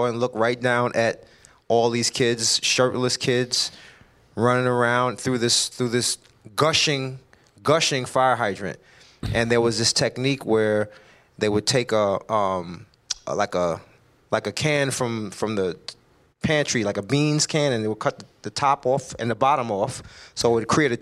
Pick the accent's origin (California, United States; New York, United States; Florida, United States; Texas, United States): New York, United States; New York City; I was born and raised in Brownsville, Brooklyn.